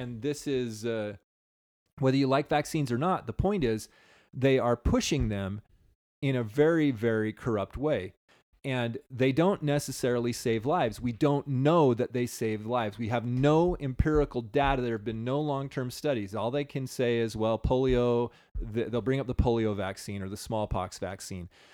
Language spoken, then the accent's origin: English; United States